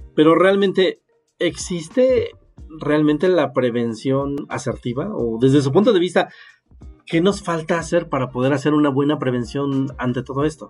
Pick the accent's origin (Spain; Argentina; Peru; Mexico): Mexico; somos un país que no está dedicado a la investigación ni al desarrollo